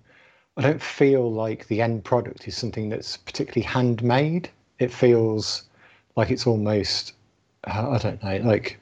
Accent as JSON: {"language": "English", "region": "London", "country": "United Kingdom", "said": "…."}